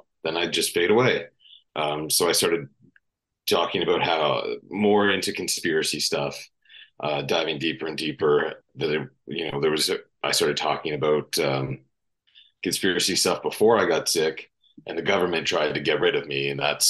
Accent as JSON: {"language": "English", "area": "Vancouver Island", "region": "British Columbia", "country": "Canada", "tie": "born or raised there", "said": "growing up on Vancouver Island"}